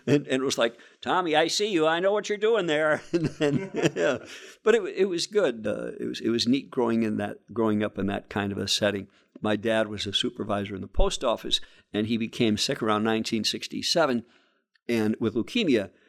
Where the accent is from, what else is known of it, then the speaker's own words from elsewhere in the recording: Scranton, Pennsylvania, United States; I came from a family of thirteen kids growing up in West Scranton